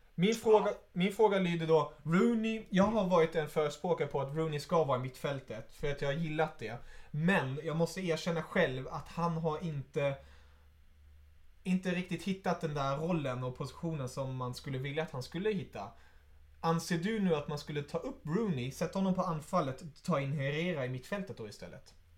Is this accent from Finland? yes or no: no; Germany; moved away; som tysk.